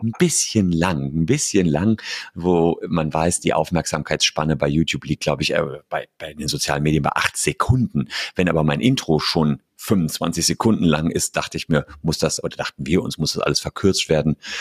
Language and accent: German; Gevelsberg, North Rhine-Westphalia, Germany; in meiner Heimatstadt Gefelsberg, das ist bei Hagen und Wuppertal